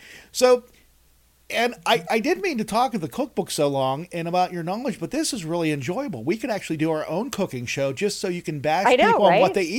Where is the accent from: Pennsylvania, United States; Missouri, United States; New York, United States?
Pennsylvania, United States; Western; being from Western Pennsylvania, I was at a Steelers game.